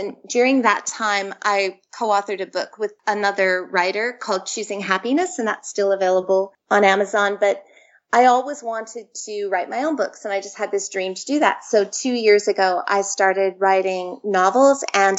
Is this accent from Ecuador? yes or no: no; Canada; accent: Canadian; moved away as an adult; now in Sydney, Australia; I'm actually Canadian, as you can tell from my accent. I have two Australian teenage boys who sound very Aussie, but I've been here in Australia for 20 years. I immigrated 20 years ago.